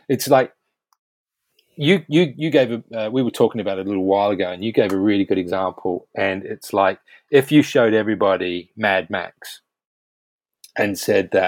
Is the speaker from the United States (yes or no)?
no; New Zealand; now in United Kingdom; I grew up, I grew up in New Zealand